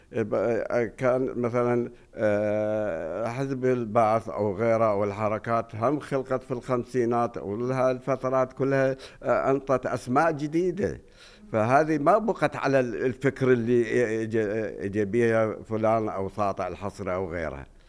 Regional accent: Najaf, Najaf Governorate, Iraq; عندنا بالنجف

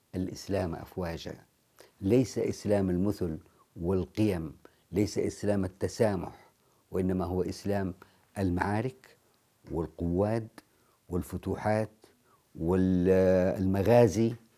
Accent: Jeddah, Makkah Province, Saudi Arabia; أنا كمواطن سعودي

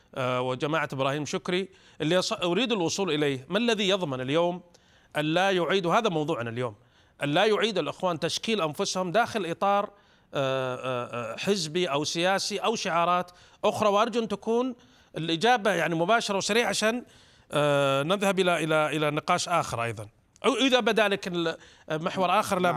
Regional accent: Saudi Arabia

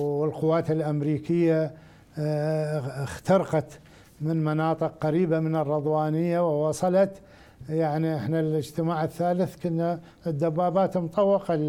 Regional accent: Rawa, Al Anbar, Iraq; مدينتي الى راوه عائلتي هناك

